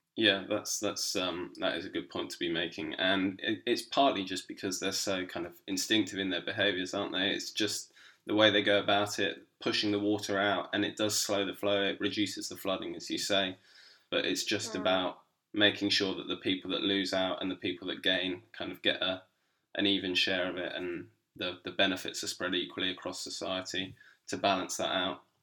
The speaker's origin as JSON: {"language": "English", "area": "Berkshire", "region": "South East England", "country": "United Kingdom", "said": "I come from Berkshire"}